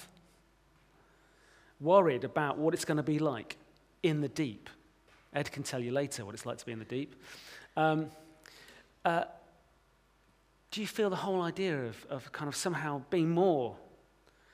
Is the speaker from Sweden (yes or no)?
no; United Kingdom; As British Christians